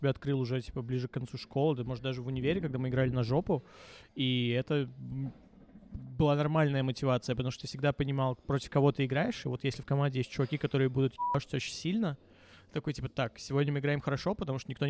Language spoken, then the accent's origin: Russian; Baranovichi, Brest Region, Belarus; Именно Барановича.